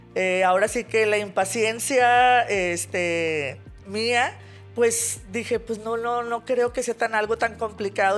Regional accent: Monterrey, Nuevo León, Mexico; soy de aquí de Monterrey

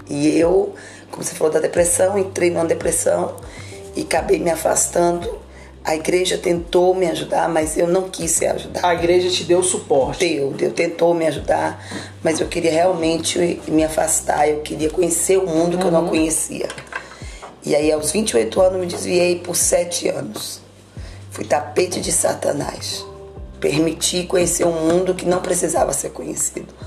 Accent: Nanuque, Minas Gerais, Brazil; Na realidade, eu sou de Nanuque. Graças a Deus, nasci no lar evangélico

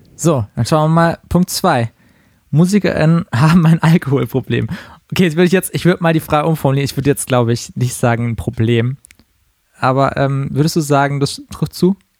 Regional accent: Karlsruhe, Baden-Württemberg, Germany; now in Berlin, Germany; in meiner Heimatstadt Karlsruhe

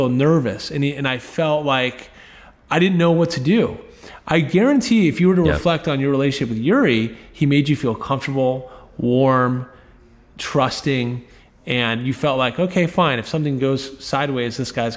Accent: right outside of DC, Virginia, United States; I grew up in Virginia, right outside of DC.

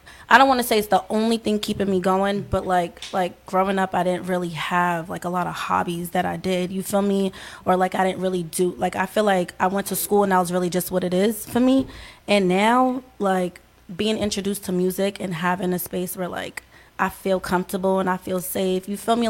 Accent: Newark, New Jersey, United States; born there; now in Boston, United States; Newark, New Jersey.

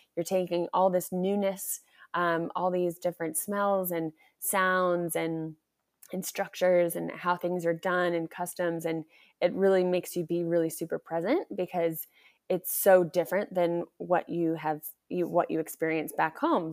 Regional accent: United States; I'm back in my home country.

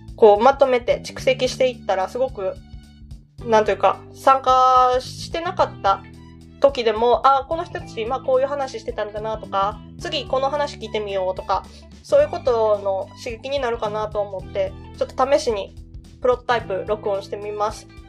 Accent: Osaka dialect, Japan; accent: Osaka-ben; 私大阪弁話者なので

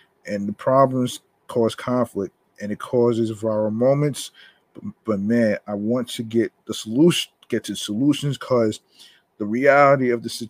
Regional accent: South Carolina, United States; I'm from South Carolina.

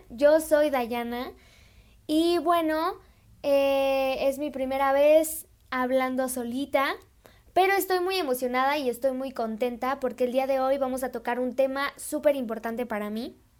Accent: Celaya, Guanajuato, Mexico; yo soy de Celaya, yo soy de Celaya, Guanajuato

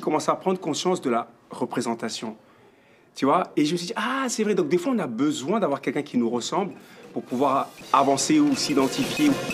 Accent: France; now in Canada; Moi j'ai grandi en France

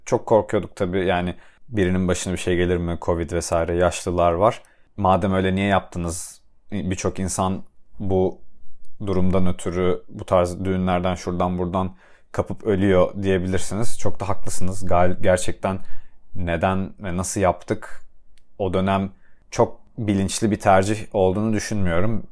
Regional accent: Adana, Turkey; moved away as an adult; also born or lived in Istanbul; now in Cambridge, United States; ailemin yanında, Adana'da, çocukluğumdaki odam benim odam

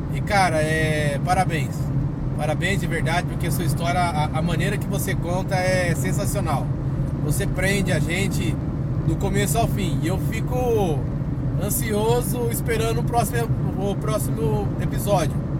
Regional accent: Nova Odessa, São Paulo, Brazil; eu sou de Nova Odessa, interior de São Paulo

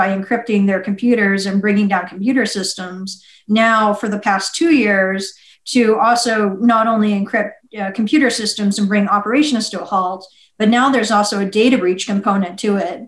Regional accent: Las Vegas, Nevada, United States; moved away as an adult; also born or lived in Kosovo; I'm from Las Vegas.

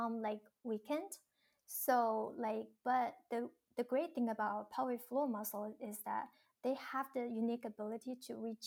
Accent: China; moved away; Growing up in China

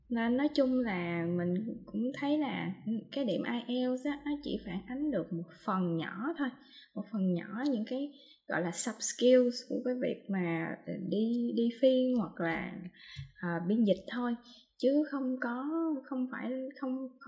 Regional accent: Mekong Delta, Vietnam; accent: Mekong Delta (miền Tây); mình đang nói giọng miền tây giọng mình là giọng rất là miền tây luôn

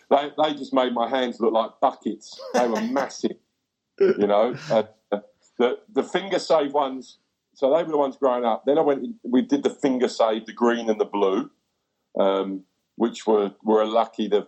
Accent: England, United Kingdom; now in New Zealand; I thought you were Kiwi. I went, no, no, I'm English.

